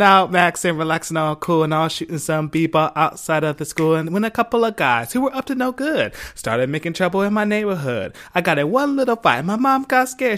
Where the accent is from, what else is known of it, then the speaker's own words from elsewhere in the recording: Philadelphia, Pennsylvania, United States; I'm from Philly, where I was born and raised